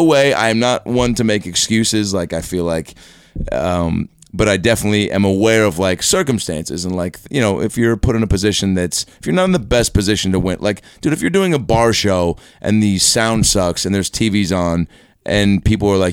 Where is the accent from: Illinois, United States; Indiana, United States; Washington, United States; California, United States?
Washington, United States; Seattle; moved away as an adult; now in Los Angeles, United States; I'm from Seattle